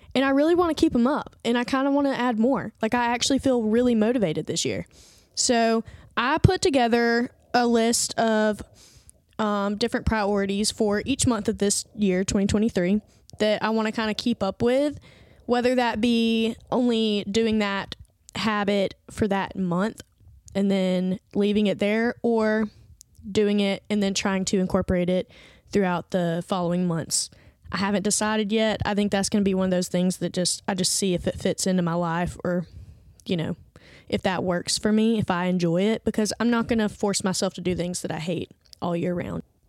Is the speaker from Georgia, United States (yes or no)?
no; Andalusia, Alabama, United States; moved away as an adult; now in Birmingham, United States; I went home to, um, my hometown, which is, like, three hours south from here to go visit some family and friends and spent an entire week there. I do not remember the last time that I spent an entire week in Andalusia, Alabama